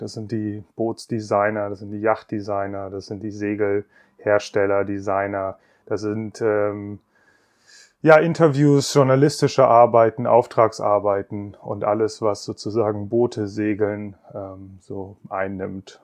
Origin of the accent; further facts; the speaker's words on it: Bremen, Germany; ich bin in Bremen aufgewachsen